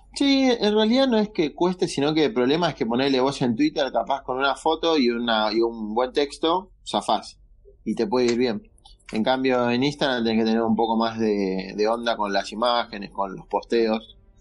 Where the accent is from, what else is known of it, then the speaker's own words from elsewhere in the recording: Argentina; now in Buenos Aires, Argentina; yo soy de Capital, vivo acá en Capital, pero soy de provincia en realidad.